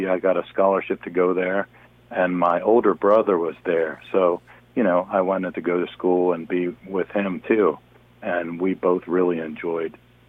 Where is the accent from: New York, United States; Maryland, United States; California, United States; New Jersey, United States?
Maryland, United States; Eastern Shore; I really loved growing up on the Eastern Shore.